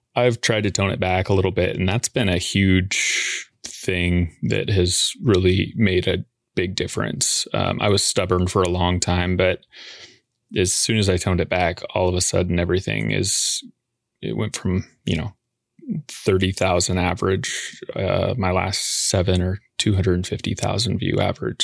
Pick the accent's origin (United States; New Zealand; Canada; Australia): United States; Boise, Idaho; moved away as an adult; now in Portland, Oregon, United States; I'm from Boise